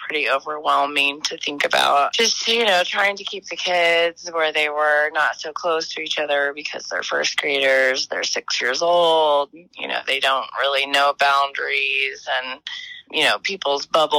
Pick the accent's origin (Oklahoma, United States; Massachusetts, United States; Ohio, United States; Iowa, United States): Oklahoma, United States; Moore; I grew up here. I grew up in Moore. I went to Moore schools.